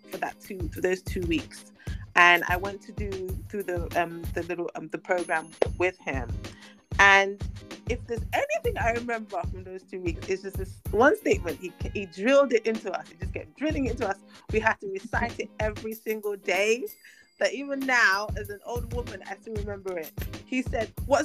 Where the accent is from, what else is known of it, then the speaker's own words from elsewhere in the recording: London, United Kingdom; also born or lived in Lagos, Nigeria; I was born in England, but my parents took me back to Nigeria to raise me for a number of years when I was a baby. And then we moved back to England when I was about 9, 10